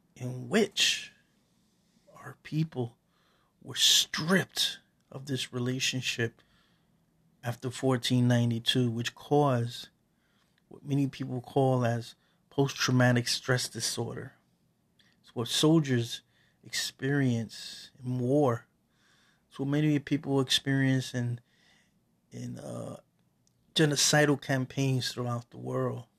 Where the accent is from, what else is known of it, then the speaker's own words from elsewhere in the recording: Puerto Rico; now in New York City, United States; I am Taino from Borinquen, Small Island, that people refer to as, in the English language, Puerto Rico